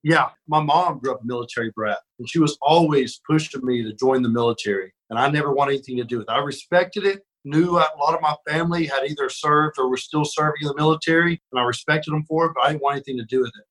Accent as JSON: {"language": "English", "town": "Birmingham", "region": "Alabama", "country": "United States", "tie": "born or raised there", "said": "I'm from Alabama, and you know, grew up when I was real little. We were far out in the country, and then as I got older, we lived more in Birmingham. So I kind of grew up in in the city"}